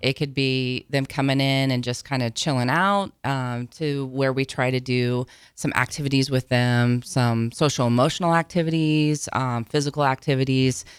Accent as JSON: {"language": "English", "area": "between Auburn and Falls City", "region": "Nebraska", "country": "United States", "tie": "born or raised there", "moved": "as an adult", "lives_now": "Lincoln, United States", "said": "I grew up down between Auburn and Fall City is where I'm originally from. Came to Lincoln to go to college"}